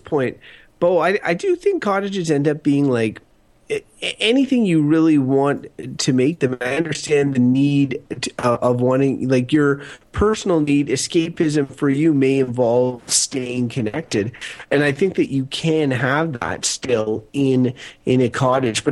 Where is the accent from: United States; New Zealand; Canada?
Canada; Wakefield, Quebec; I grew up in Wakefield on the water, and it is cottage-esque.